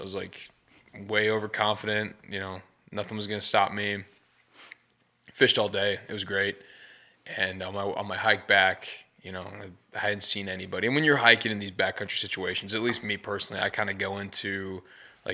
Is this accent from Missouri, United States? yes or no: yes; St. Louis, Missouri, United States; I'm from St. Louis, Missouri